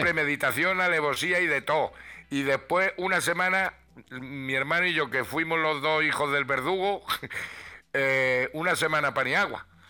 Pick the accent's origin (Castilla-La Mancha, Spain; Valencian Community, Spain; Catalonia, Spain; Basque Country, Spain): Castilla-La Mancha, Spain; Ruidera; moved away; mi pueblo, que son las lagunas de Ruidera